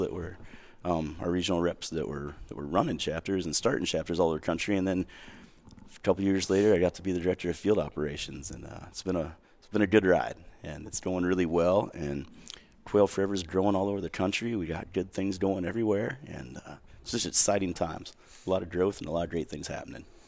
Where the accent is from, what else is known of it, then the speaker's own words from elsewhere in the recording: Central Illinois, United States; moved away as an adult; I grew up in Central Illinois